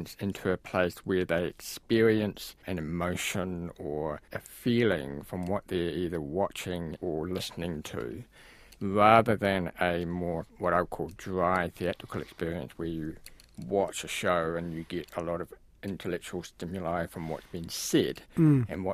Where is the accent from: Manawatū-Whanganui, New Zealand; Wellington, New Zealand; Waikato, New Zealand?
Wellington, New Zealand; where I grew up in Karori